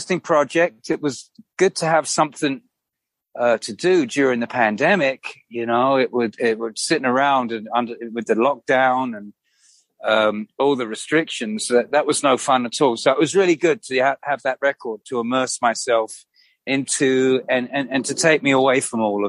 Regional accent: London, United Kingdom; when I was like growing up in London

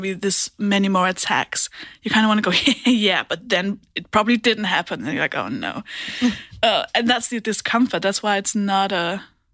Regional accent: Denmark; moved away; I'm from Denmark, so I've grown up with subtitles

